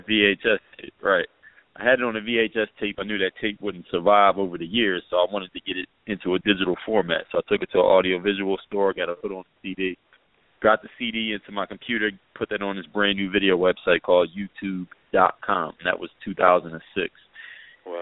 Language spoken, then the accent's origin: English; Philadelphia, Pennsylvania, United States; also born or lived in overseas; now in South Florida, United States; I'm originally from Philadelphia, PA, and now reside in South Florida.